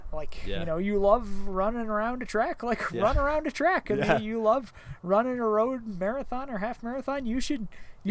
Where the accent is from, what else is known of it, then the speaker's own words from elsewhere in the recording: Evergreen, Colorado, United States; I grew up here in Evergreen and I've had elk in my yard